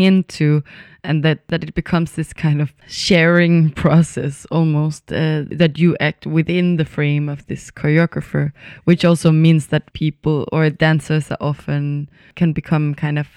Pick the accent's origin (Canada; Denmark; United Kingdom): Denmark; Copenhagen, Capital Region of Denmark; moved away as an adult; also born or lived in Berlin; now in Stockholm, Sweden; I'm born and raised in, in Copenhagen in Denmark